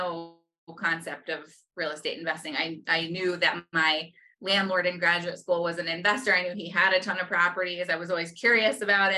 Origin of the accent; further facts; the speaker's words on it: New York, United States; moved away; I was from New York